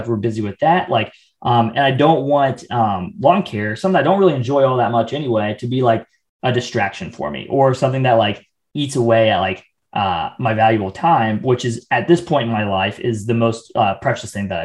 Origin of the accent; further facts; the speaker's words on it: Midwest, United States; now in Atlanta, United States; growing up in the Midwest, very like do it yourself type of mentality